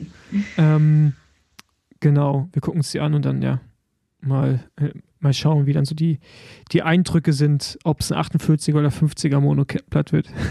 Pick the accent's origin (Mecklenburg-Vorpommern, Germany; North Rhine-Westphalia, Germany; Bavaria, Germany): Mecklenburg-Vorpommern, Germany; Rostock; in meiner Heimat Rostock